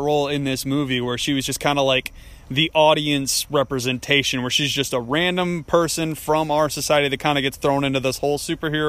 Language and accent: English; Fremont, United States; I'm from, you know, White Town, Fremont